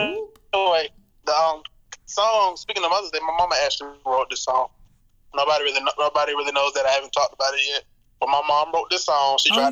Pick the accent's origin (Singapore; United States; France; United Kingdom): United States; Long Beach, California; But, yeah, I'm from Long Beach, California.